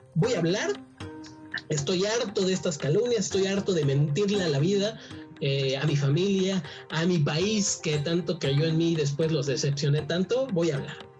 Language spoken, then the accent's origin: Spanish; Mexico; somos chaparritos los mexicanos